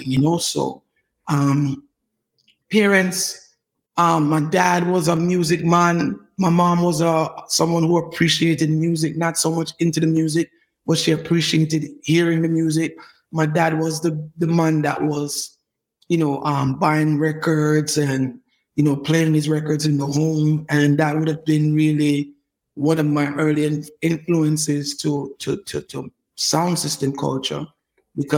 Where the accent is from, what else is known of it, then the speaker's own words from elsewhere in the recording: New York City, New York, United States; also born or lived in Brooklyn, New York / Jamaica; I grew up in New York, man, just an average American kid doing what American kids in New York do. I started off in Brooklyn and then probably at maybe 10 or something, I made it to Queens, and I've been a Queens kid ever since.